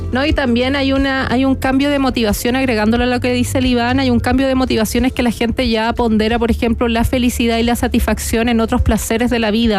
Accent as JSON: {"language": "Spanish", "country": "Chile", "said": "como chilenos"}